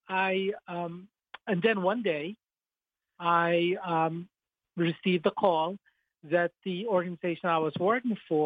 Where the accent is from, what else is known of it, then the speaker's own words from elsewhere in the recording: Chicago, Illinois, United States; moved away as an adult; also born or lived in South Florida / Colorado; now in Florida, United States; I grew up in Chicago, Illinois